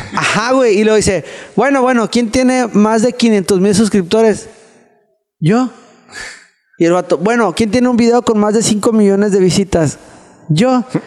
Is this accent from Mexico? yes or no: yes; Mexico; estaba pasando como buen mexicano